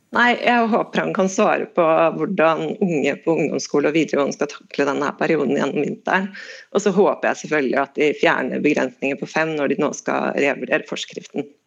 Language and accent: Norwegian; Eastern Norway, Norway; accent: østlending; now in Bergen, Norway; som du hører så er jeg østlending, så jeg har vokst opp og vant med at vi kunne få under minus 15 på vinteren